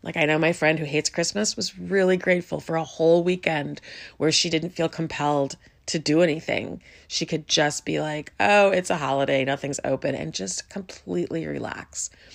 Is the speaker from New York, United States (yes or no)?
no; Chicago, Illinois, United States; I grew up in Chicago